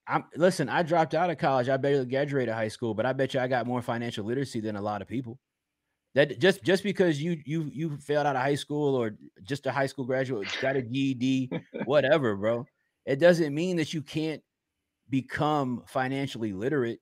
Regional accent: Richmond, Virginia, United States; Richmond, Virginia

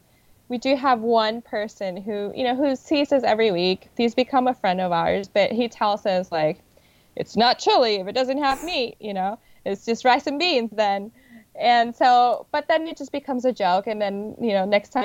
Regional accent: Puerto Rico; now in New York, United States; I am originally from Puerto Rico

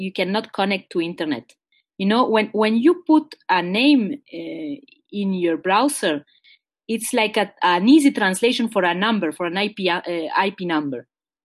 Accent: Montreal, Quebec, Canada; I was born in Montreal, Quebec, which is a French-Canadian province, and my parents are Uruguayan

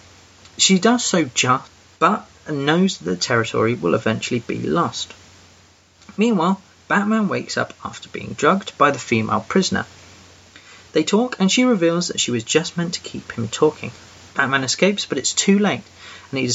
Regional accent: England, United Kingdom; I'm that English guy

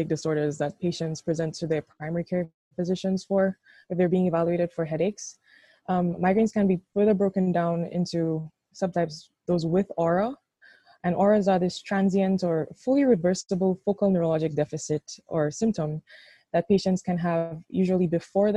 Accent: St. Lucia; moved away as an adult; also born or lived in Jamaica; now in Rochester, United States; I'm from St. Lucia

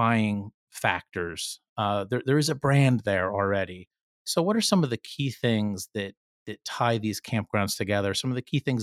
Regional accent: New Jersey, United States; I'm from New Jersey.

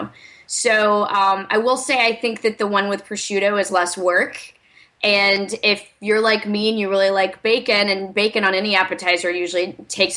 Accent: the South, United States; I'm from the South, too, not from Alabama

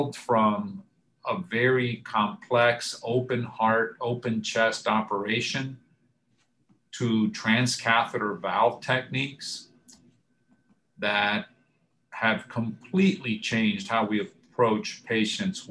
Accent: Florida, United States; also born or lived in Cuba / Michigan; now in Atlanta, United States; I was born in Cuba. I was fortunate to come to the United States at age 7. Grew up in Florida

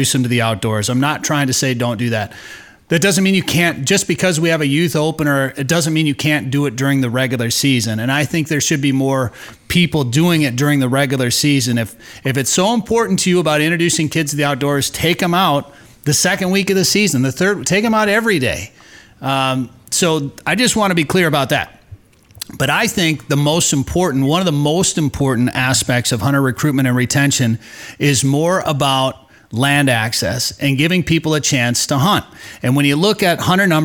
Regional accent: Wisconsin, United States; now in Minnesota, United States; I grew up rifle hunting in Wisconsin during that Thanksgiving 9-day season.

